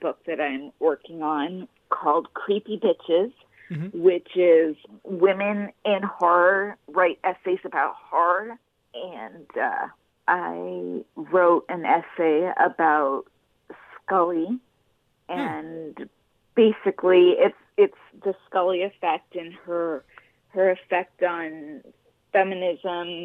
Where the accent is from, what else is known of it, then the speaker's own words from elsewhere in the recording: Los Angeles, California, United States; I was raised in Los Angeles